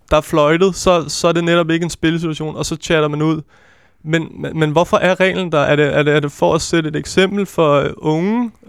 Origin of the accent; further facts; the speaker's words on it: Capital Region of Denmark, Denmark; Jeg kommer ud fra Vestegn, så det er, vi er